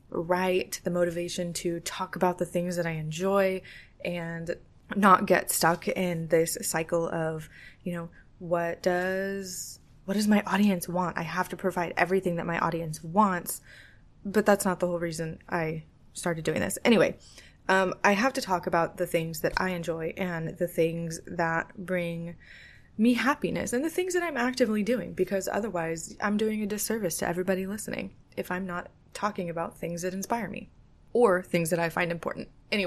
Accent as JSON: {"language": "English", "region": "California", "country": "United States", "tie": "born or raised there", "lives_now": "Florida, United States", "said": "Growing up in California, it's like, you know, I know that's stolen land for sure"}